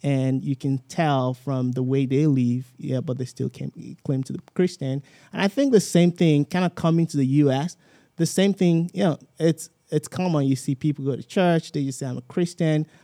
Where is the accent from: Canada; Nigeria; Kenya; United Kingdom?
Nigeria; Southwest Nigeria; moved away as an adult; now in United States; I grew up like, kinda like in the Southwest